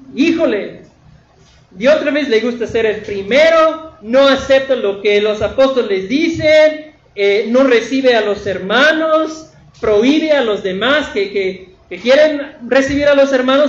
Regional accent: northern United States, United States; moved away; en la tierra de donde yo vengo, del norte de, los Estados Unidos, eh, en mi pueblo hay muchos vaqueros

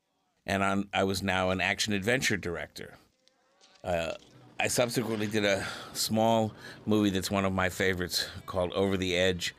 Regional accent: Paris, Île-de-France, France; born there; I was born in Paris in 1947.

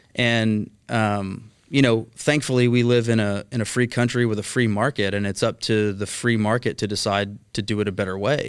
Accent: Mesquite, Texas, United States; also born or lived in Highland Village, Texas / Fort Worth, Texas; I grew up in Mesquite, Texas

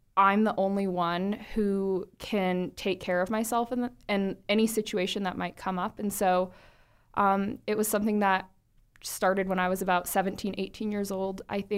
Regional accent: California, United States; So for me, I'm from Santa Clara County.

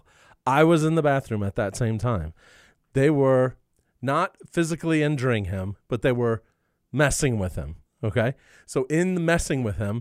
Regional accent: Iowa, United States; I grew up in Iowa

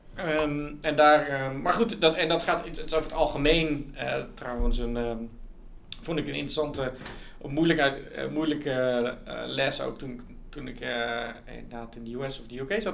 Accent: Netherlands; moved away as an adult; also born or lived in England / United States; ik was letterlijk de enige Nederlander

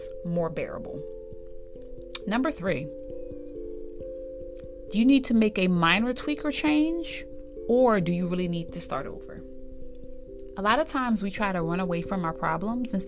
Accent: East Coast, United States; moved away as an adult; I'm from the East Coast originally

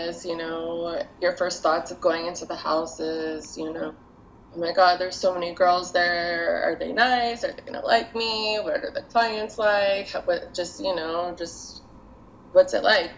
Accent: Midwest, United States; moved away as an adult; now in Nevada, United States; I'm from the Midwest

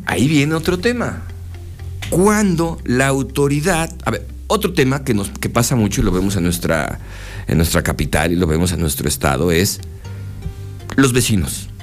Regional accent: Mexico; como mexicanos, ¿Cómo somos los mexicanos?

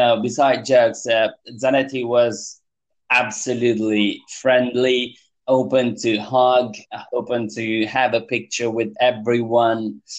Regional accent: Apulia, Italy; now in London, United Kingdom; I'm from Puglia, the hill of Italy. Okay. It's a very southern east.

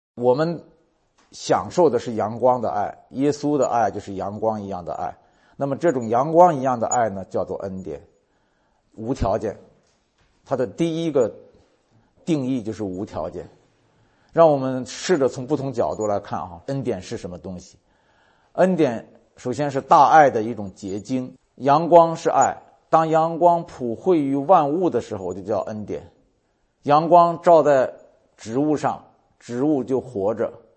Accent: China; 我们中国人有一个成语叫爱恨交加，爱憎分明

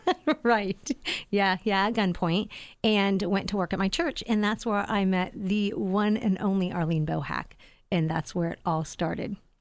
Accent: Sugar Grove, Ohio, United States; also born or lived in Lancaster, Ohio; when I was about five and a half, my parents, uh, got a house out in the hills of Sugar Grove. So, I was, uh, that country girl

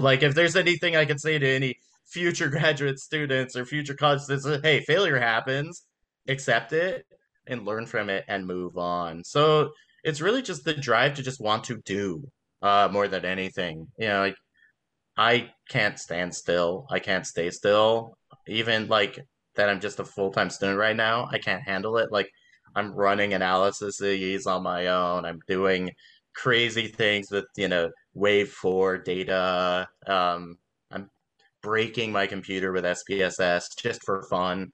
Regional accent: Las Vegas, Nevada, United States; also born or lived in Los Angeles, California; now in Baltimore, United States; I just moved to Baltimore, and I, I'm from Las Vegas, and I'm I'm from I lived in L.A.

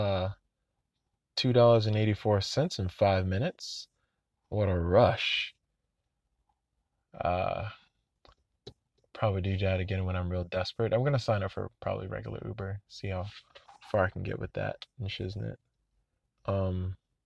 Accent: Orlando, Florida, United States; I'm from Orlando

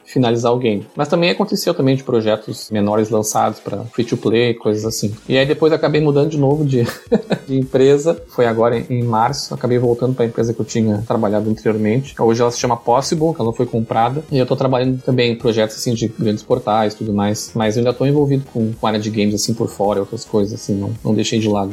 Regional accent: Pelotas, Rio Grande do Sul, Brazil; eu sou gaúcho, eu sou de Pelotas, no Rio Grande do Sul, bem no extremo sul aqui

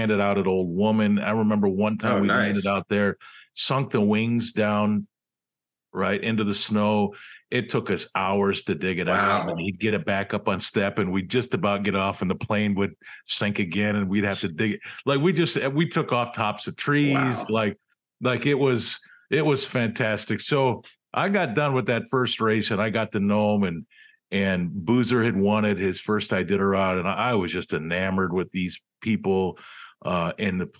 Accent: Western New York, United States; moved away as an adult; also born or lived in Cleveland / Anchorage, Alaska; I grew up in Western New York

